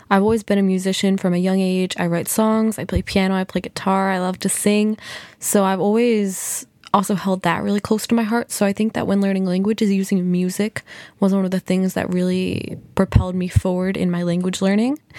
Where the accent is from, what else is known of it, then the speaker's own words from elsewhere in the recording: United States; I was born in the United States in 2003 with no Hispanic heritage whatsoever.